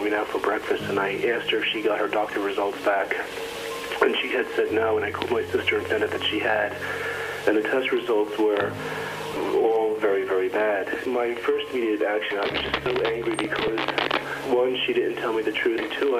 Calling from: New Jersey, United States; I'm calling from New Jersey.

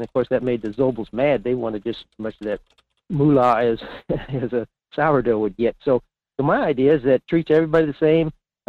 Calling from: Fairbanks, Alaska, United States; in Fairbanks.

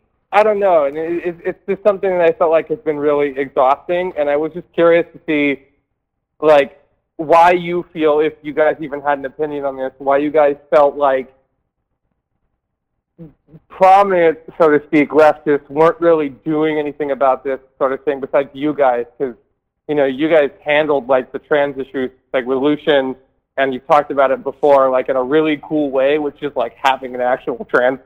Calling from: New Jersey, United States; I'm calling from New Jersey.

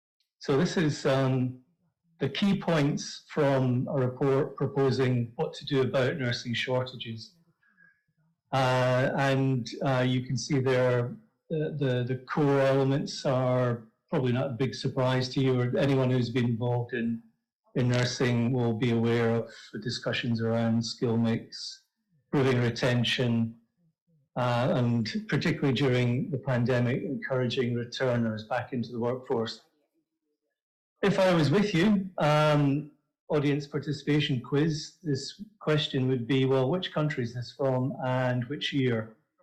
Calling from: Edinburgh, Scotland, United Kingdom; I'm speaking from Edinburgh in Scotland, and it's just one bit here.

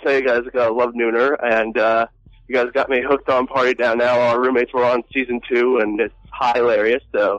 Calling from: Santa Monica, California, United States; I'm calling from Santa Monica. I know it's not too far, but...

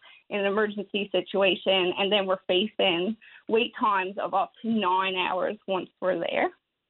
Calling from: Baie Verte, Newfoundland and Labrador, Canada; I'm calling from Bayverse.

